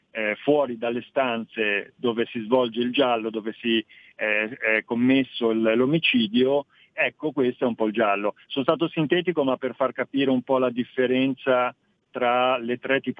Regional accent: Friuli-Venezia Giulia, Italy; da lontano vengo dal Friuli, ho respirato

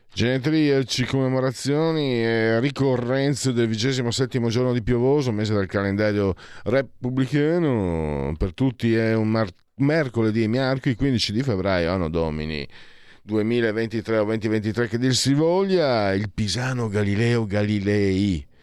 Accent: Veneto, Italy; also born or lived in Friuli-Venezia Giulia; io che sono veneto, eh, veneto e frulano

